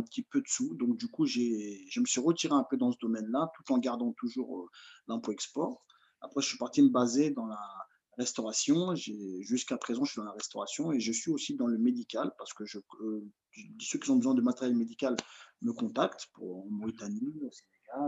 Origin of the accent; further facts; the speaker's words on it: France; also born or lived in Mali; je suis franco-malien